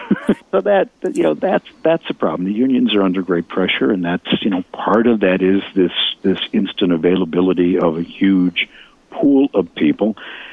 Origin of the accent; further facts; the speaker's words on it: Chicago, Illinois, United States; If you really live in Chicago, and it looks like I grew up on the South Side, that's how people talk.